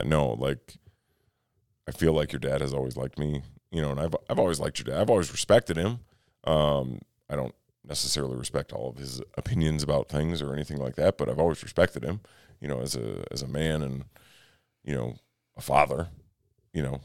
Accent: Minnesota, United States; I'm from Minnesota.

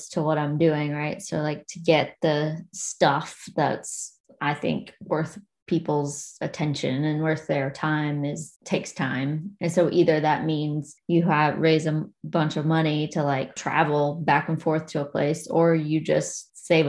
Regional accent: Logan County, West Virginia, United States; also born or lived in Abingdon, Virginia; now in Boston, United States; And I grew up in Logan County, which is next door to McDowell County

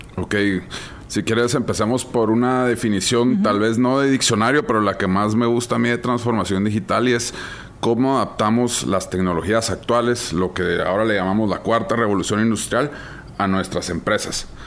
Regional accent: Guatemala

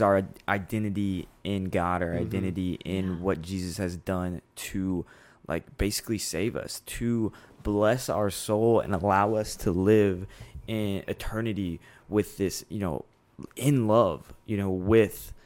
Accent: Austin, Texas, United States; I'm originally from Austin, Texas

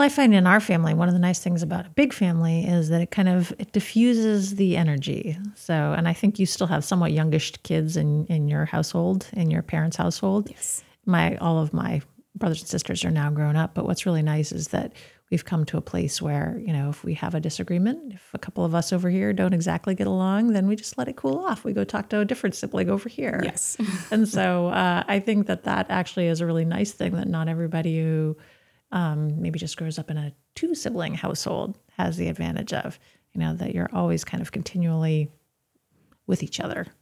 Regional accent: Yarmouth, Maine, United States; growing up in in, a, in, the suburb of Portland that we grew up in Yarmouth.

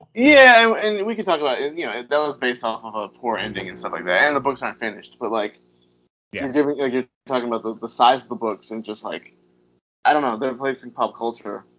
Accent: Virginia, United States; moved away; I'm from Virginia

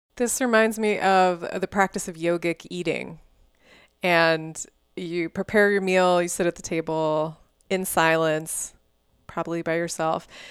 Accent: Houston, Texas, United States; also born or lived in Dallas; growing up in Texas, I mean, I grew up in a suburb of Houston.

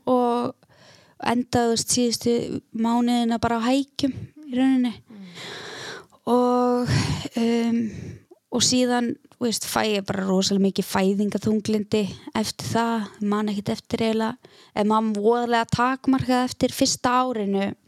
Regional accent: Eskifjörður, Eastern Region, Iceland; moved away as an adult; now in Akureyri, Iceland; ég ólst upp á Eskifyrði og flytt hérna til akureyra 2009

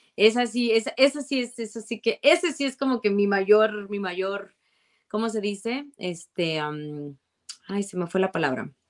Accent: Guadalajara, Jalisco, Mexico; moved away as an adult; now in Arizona, United States; cuando yo estaba en la prepa en Guadalajara, porque yo soy de Guadalajara y, no vine a Arizona hasta ya después de que me gradué

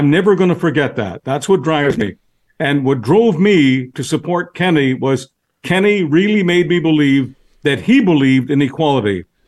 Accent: Canada; I am a citizen. I'm a Canadian citizen. The article that I'm most proud of is my Canadian passport.

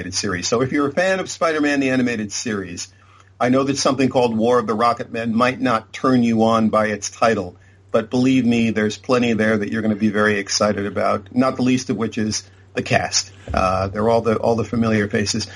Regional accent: Boston, Massachusetts, United States; moved away as an adult; also born or lived in Southern California; I'm originally from Boston, Massachusetts. When I first came out to Southern California

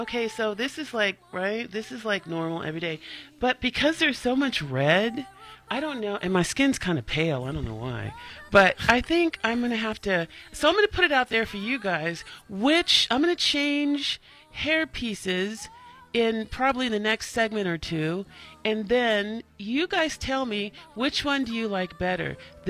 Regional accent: California, United States; We didn't grow up with ice rinks, and I grew up in California.

